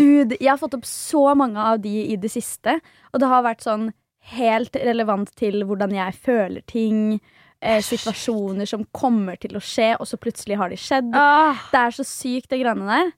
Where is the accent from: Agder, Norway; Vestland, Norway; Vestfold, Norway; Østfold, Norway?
Vestfold, Norway; Svelvik; moved away; Jeg var hjemme i Svelvik hos mamma og pappa